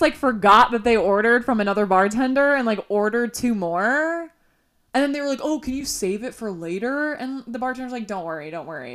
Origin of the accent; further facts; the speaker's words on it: Illinois, United States; now in Los Angeles, United States; growing up in Illinois